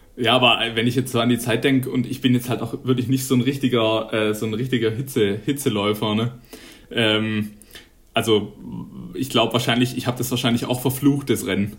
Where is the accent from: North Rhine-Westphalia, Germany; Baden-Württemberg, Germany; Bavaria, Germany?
Baden-Württemberg, Germany; Neckarwestheim; moved away as an adult; now in Konstanz, Germany; ich komme ja ursprünglich aus Nackerwestheim und war in Laufen ähm, auf der Schule